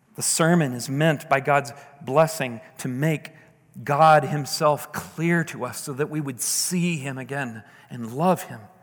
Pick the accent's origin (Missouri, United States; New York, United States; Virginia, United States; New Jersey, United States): Missouri, United States; St. Louis; my hometown. You know, beautiful. You can see downtown St. Louis